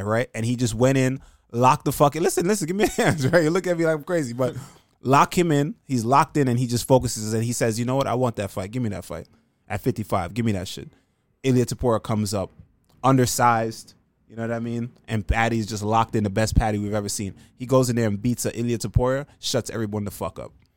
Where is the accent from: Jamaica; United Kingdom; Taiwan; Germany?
Jamaica; now in New York, United States; I'm from Jamaican kid that lives in New York